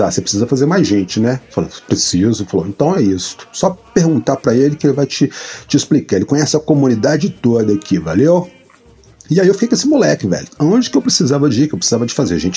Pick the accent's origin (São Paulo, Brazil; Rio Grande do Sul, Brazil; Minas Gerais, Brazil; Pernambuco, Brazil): Minas Gerais, Brazil; Eu falei, não, cara, eu não sou do Rio. Eu adoro o Rio, vem sempre aqui e tal. Até gosto de falar que eu sou carioca, mas não sou. Eu sou mineiro, cara.